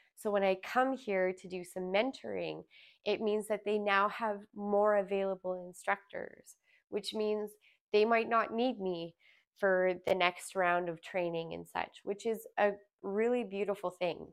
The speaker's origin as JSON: {"language": "English", "region": "Alberta", "country": "Canada", "tie": "born or raised there", "also_born_or_lived": "Smithers, British Columbia", "moved": "as an adult", "said": "I born and raised in Alberta"}